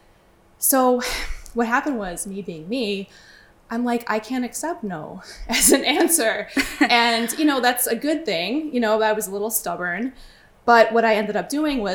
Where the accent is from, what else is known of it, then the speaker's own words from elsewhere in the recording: Chicago, Illinois, United States; moved away as an adult; also born or lived in Brooklyn, New York; now in Long Island, United States; Originally, I'm from Chicago. But I moved to New York when I was 19 years old